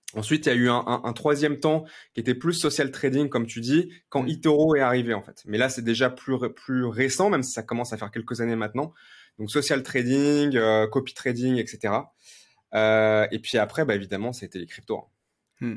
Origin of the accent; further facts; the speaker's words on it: Lyon, Auvergne-Rhône-Alpes, France; je suis né à Lyon